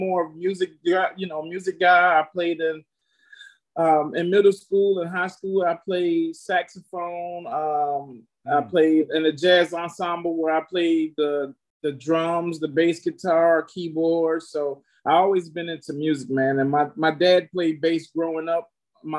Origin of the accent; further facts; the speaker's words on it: Savannah, Georgia, United States; moved away; also born or lived in New Jersey / Albany, New York; born in Savannah, Georgia. 1970. I was raised in Savannah.